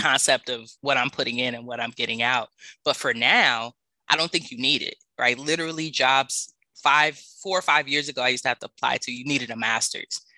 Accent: Los Angeles, California, United States; moved away as an adult; also born or lived in New Orleans, Louisiana; I grew up in South Central

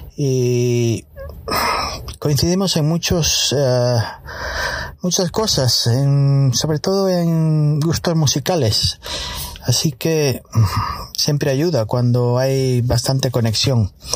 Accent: Muros, Galicia, Spain; Yo soy de Muros, de La Coruña

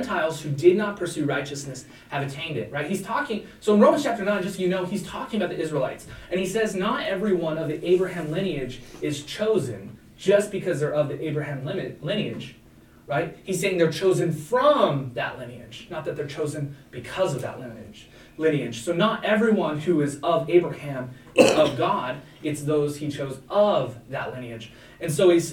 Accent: Montana, United States; I was born in Montana.

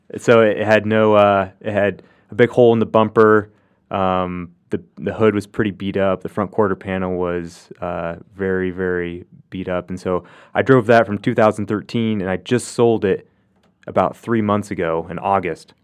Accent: Hoxie, Kansas, United States; moved away; growing up in Hoxie, we lived a block away from the church

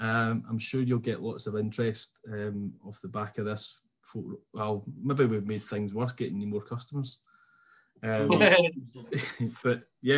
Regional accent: Troon, Scotland, United Kingdom; I'm from Troon.

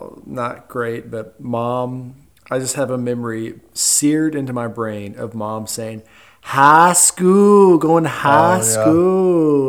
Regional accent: Heber Springs, Arkansas, United States; also born or lived in Paragould, Arkansas; It is when we moved from Paragould, Arkansas, to Heber Springs, Arkansas.

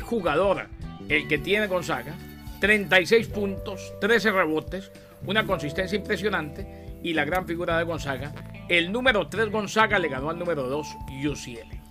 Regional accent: New York, United States; also born or lived in Colombia; yo soy, colombiano, nacido en Nueva York y soy más colombiano que las hormigas culón

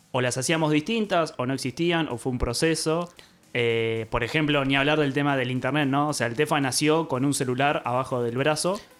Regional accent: Trelew, Chubut, Argentina; Bueno, yo soy patagónico. Eso. Soy sureño.

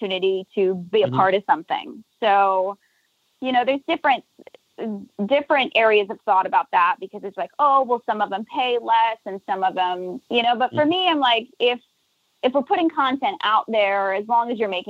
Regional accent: Nashville, Tennessee, United States; moved away as an adult; also born or lived in Los Angeles; now in New Orleans, United States; I grew up in Nashville, was in LA for 10 years and then came down here

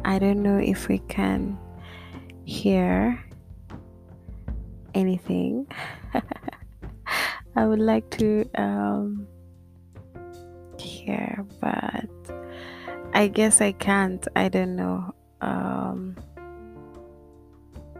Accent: Kenya; Kenya, my hometown.

